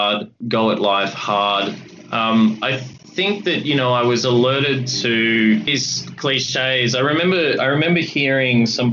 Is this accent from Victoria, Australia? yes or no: yes; Coburg, Victoria, Australia; I grew up in Coburg, like the character, and I did cross the river and attended school at St. Kevin's College in Toorak